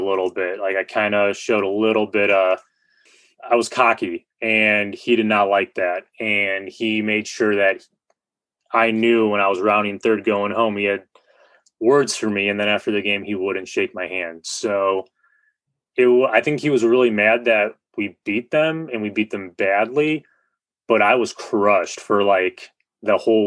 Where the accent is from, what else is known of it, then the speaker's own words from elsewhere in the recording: Northwest Indiana, United States; I grew up in Northwest Indiana, played high school baseball